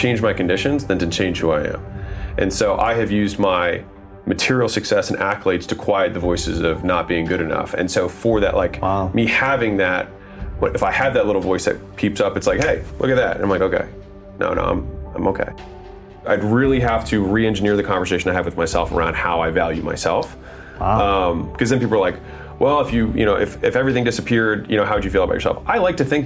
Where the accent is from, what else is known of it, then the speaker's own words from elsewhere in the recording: United States; I was born in America